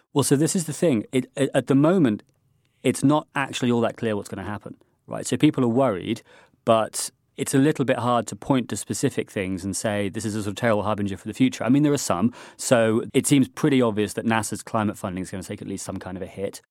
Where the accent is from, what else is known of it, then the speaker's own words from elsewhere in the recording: United Kingdom; being a Brit